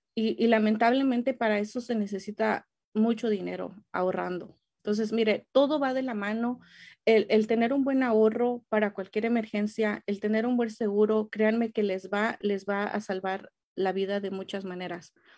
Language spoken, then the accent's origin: Spanish; Mexico; now in United States; yo soy mexicana